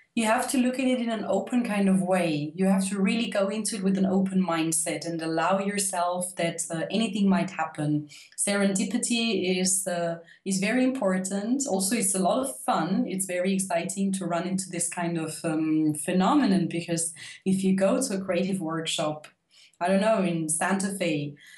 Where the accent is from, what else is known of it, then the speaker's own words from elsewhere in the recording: Austria; I'm from Austria